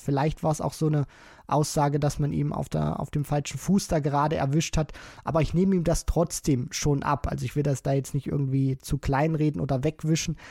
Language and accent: German; Germany; wir ja als Deutsche